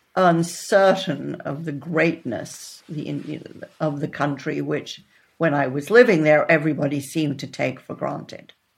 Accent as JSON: {"language": "English", "country": "Netherlands", "tie": "born or raised there", "also_born_or_lived": "Texas, United States / Boston, United States", "moved": "yes", "said": "I was born in Texas, but then when I was eight, I moved to the Netherlands."}